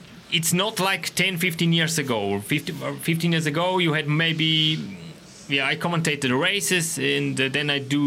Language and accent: English; Switzerland; English is a second language; I'm Swiss. I'm from Switzerland